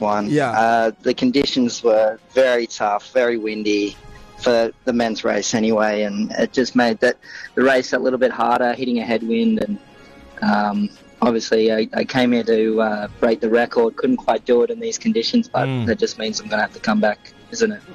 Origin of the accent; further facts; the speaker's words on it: Australia; I like being from Australia